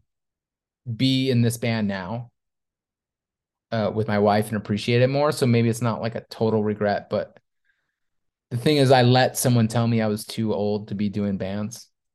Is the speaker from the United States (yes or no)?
yes; Syracuse, New York, United States; I'm from Syracuse